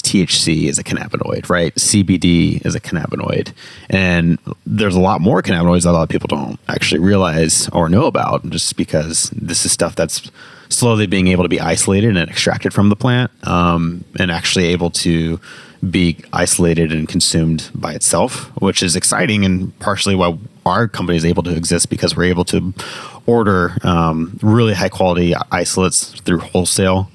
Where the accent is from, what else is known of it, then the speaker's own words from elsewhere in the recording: Indiana, United States; I'm from Indiana